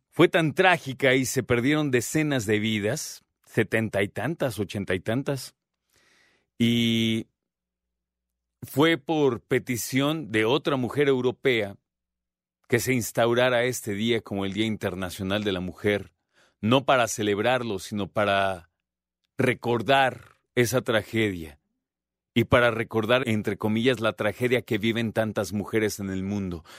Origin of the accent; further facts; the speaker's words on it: Mexico; hablo como mexicano